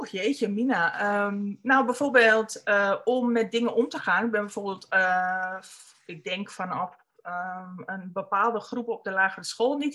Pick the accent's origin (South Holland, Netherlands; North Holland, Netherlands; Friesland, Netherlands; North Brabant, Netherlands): North Holland, Netherlands; born there; Dat weet ik niet. Dat is of op meer of Spanbroek.